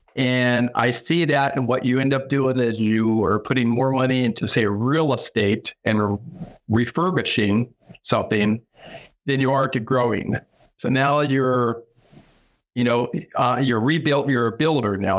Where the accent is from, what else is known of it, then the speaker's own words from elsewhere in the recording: Sacramento, California, United States; moved away as an adult; now in Pittsburg, Kansas, United States; I come from California. In California, I lived in a large city, Sacramento